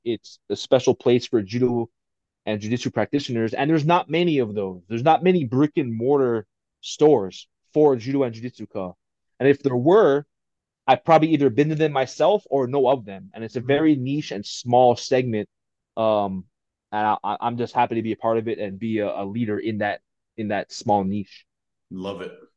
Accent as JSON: {"language": "English", "town": "Pearl City", "region": "Hawaii", "country": "United States", "tie": "born or raised there", "moved": "yes", "said": "being from Hawaii, born and bred in Hawaii"}